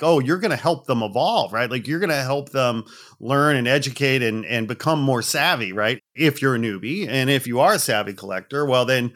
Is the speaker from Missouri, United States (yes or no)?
no; outside Chicago, Illinois, United States; I grew up outside Chicago and lived in downtown for years and years